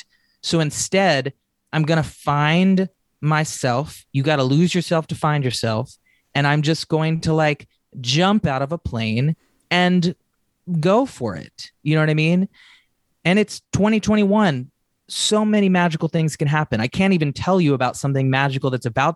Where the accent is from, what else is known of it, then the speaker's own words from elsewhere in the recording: Nashville, Tennessee, United States; now in Los Angeles, United States; I grew up in Nashville, Tennessee